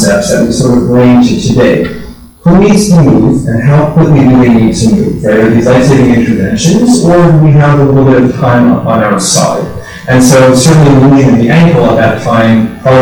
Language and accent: English; Pennsylvania, United States; also born or lived in La Rochelle; now in Maryland, United States; I am from Pennsylvania originally, but this is where I work